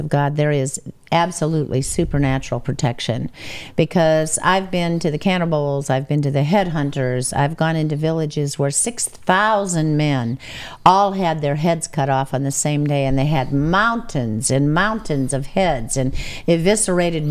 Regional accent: United States; I'm American

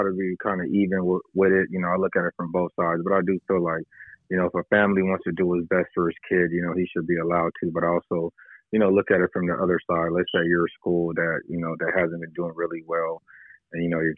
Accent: San Diego, California, United States; I grew up in the Southeast. So, you know, when I was growing up, you know, most of us didn't even go to our neighborhood schools

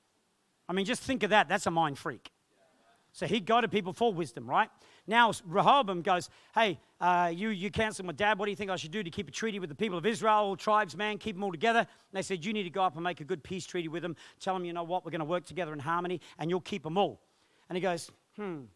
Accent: England, United Kingdom; born or raised there; moved away

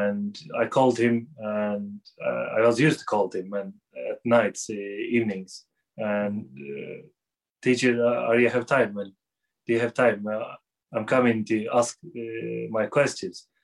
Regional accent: Istanbul, Turkey; moved away as an adult; now in London, United Kingdom; I was born in Istanbul, uh, 1984, and uh, I grew up there. And uh, five years ago, I moved to London

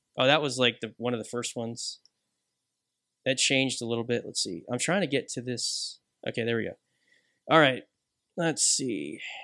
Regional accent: United Kingdom; I am British

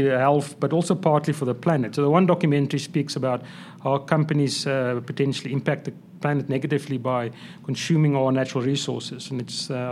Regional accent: South Africa; I'm a South African, Afrikaans boy or guy

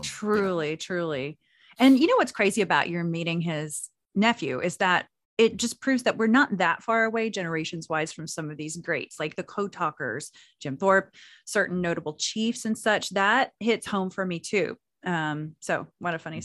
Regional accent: Anadarko, Oklahoma, United States; I'm from Anadarko

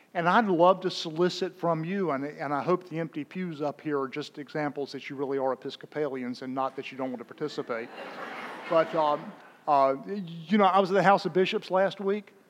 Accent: Raleigh, North Carolina, United States; the Diocese of Raleigh, my hometown up in North Carolina

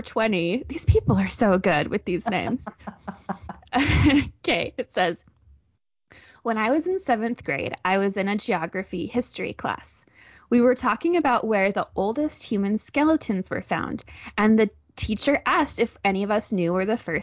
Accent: Orem, Utah, United States; I grew up in Orem, Utah

